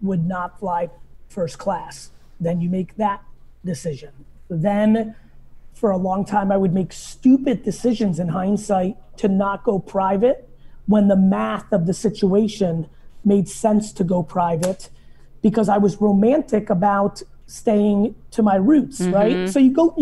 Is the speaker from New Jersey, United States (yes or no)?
yes; New Jersey, United States; also born or lived in Soviet Union; I grew up in New Jersey